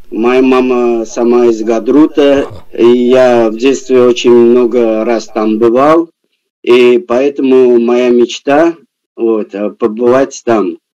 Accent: Baku, Azerbaijan; Ну, конечно, Баку это мой родной город, и я как бы, я там вырос, я там родился

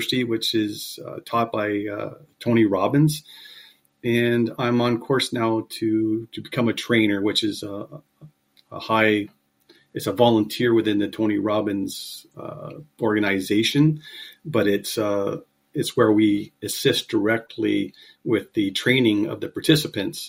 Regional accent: Kingston, Ontario, Canada; also born or lived in Montreal, Quebec; I was born in Montreal. My father worked for what was Northern Electric at the time. And he received a transfer to Kingston when I was 7 years old. And I grew up in Kingston.

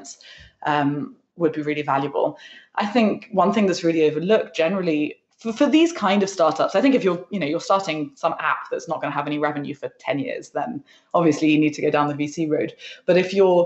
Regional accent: London, United Kingdom; also born or lived in West Sussex; I grew up in London, and most of my friends are in London

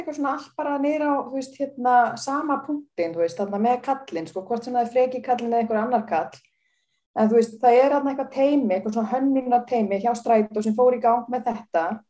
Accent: Reykjavík, Capital Region, Iceland; ég fór aðna í Vesturbælu og alltaf sem krakki og því ég var alveg upp í Vesturbænum

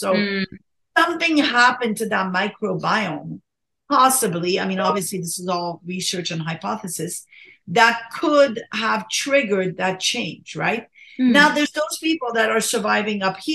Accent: Morocco; moved away; I was born in Morocco, right? And my parents fed me like, you know, brain and spleen and mammary glands.

